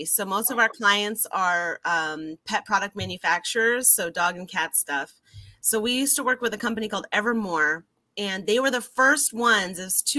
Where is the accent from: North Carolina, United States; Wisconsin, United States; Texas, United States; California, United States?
California, United States; also born or lived in Canada / London, England; now in Rockaway Park, United States; I was born in Canada, grew up in London, England, and then mainly grew up in California.